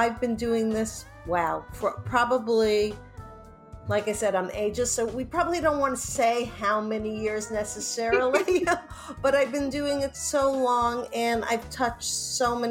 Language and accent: English; New York, United States; now in California, United States; growing up in New York and growing and being on the West Coast